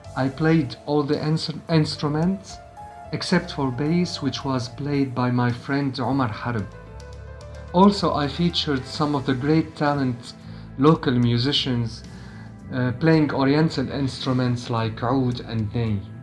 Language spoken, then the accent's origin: English; Damascus, Damascus Governorate, Syria; from Syria. I'm a musician born in Damascus and still living in it